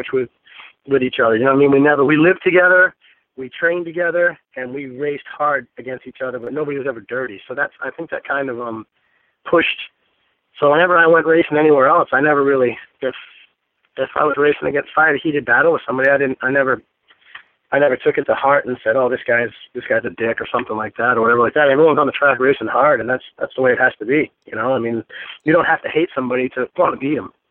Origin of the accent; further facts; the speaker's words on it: Maine, United States; growing up in New England